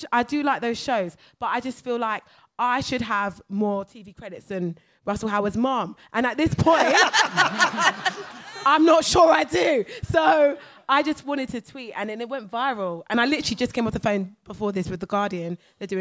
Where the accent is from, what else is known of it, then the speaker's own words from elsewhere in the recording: Brighton, South East England, United Kingdom; And I'm from Brighton as well